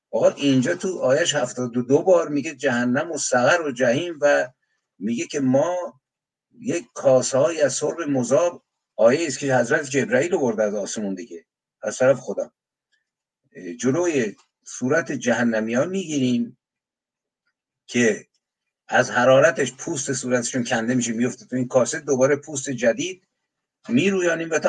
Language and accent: Persian; Iran; born there; من متحد به انسان ایرانی هم که توی مملکت زاده شدم زبانش رو میدونم شعرش رو میشناسم ادبیاتش رو میشناسم